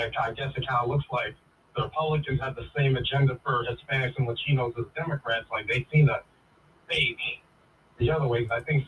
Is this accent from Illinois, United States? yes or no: no; Orlando, Florida, United States; I'm from Orlando, Florida.